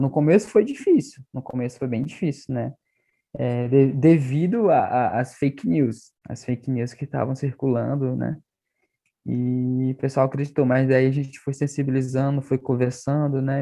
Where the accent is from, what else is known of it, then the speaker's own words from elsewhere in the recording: Arariboia Indigenous Land, Maranhão, Brazil; first language Tupi; Portuguese is a second language; eu sou do estado do Maranhão, da terra indígena Araribóia, da aldeia Zutiwa.